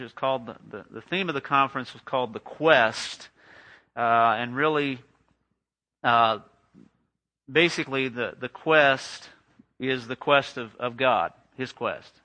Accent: Los Angeles, California, United States; moved away as an adult; also born or lived in Whidbey Island, Washington / Austin, Texas; now in Midland, United States; I grew up in Southern California

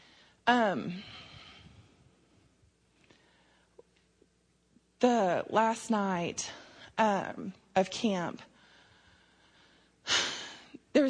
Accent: Snyder, United States; I grew up in Snyder

